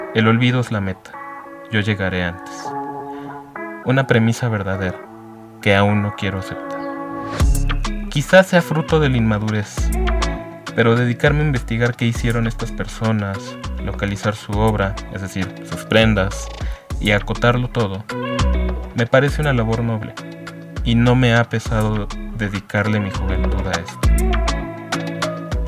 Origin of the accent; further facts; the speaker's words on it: Mexico City, Mexico; Nací en la Ciudad de México y sigo viviendo aquí.